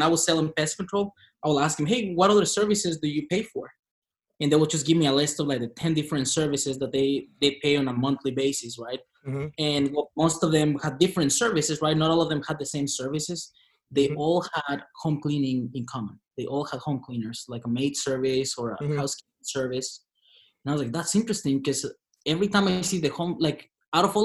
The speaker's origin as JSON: {"language": "English", "region": "Chihuahua", "country": "Mexico", "tie": "born or raised there", "also_born_or_lived": "New York City", "moved": "as an adult", "said": "I'm from Mexico, the northern border, a state called Chihuahua. Born and raised there"}